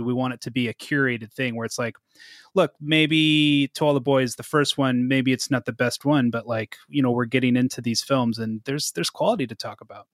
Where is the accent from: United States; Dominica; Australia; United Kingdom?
United States; Seattle, Washington; moved away as an adult; also born or lived in Salem, Oregon / Spokane, Washington; now in Portland, United States; I moved up to the suburbs of Seattle when I was a kid